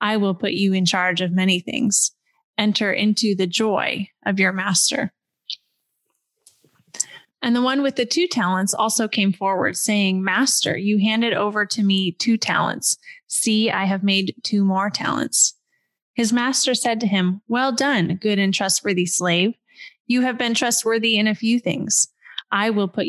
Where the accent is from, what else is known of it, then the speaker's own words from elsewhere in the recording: West Coast of the United States, United States; I grew up on the West Coast of the United States of America in a upper middle class family.